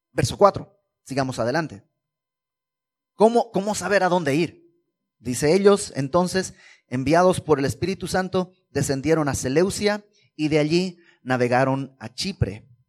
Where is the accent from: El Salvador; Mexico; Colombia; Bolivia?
Bolivia; En, Bolivia, que es de donde yo vengo